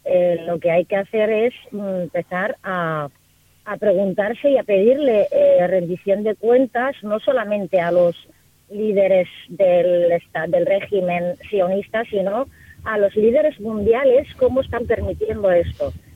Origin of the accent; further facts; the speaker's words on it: Palestine; mi pueblo, mi gente